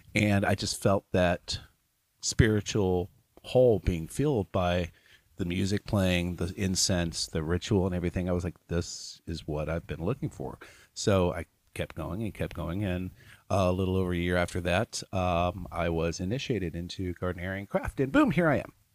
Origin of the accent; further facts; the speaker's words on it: Louisville, Kentucky, United States; I am from Louisville